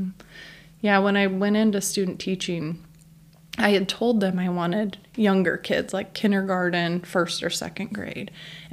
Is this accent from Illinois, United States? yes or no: yes; Chillicothe, Illinois, United States; now in Gibson City, United States; I grew up in Chillicothe, Illinois, which is north of Peoria.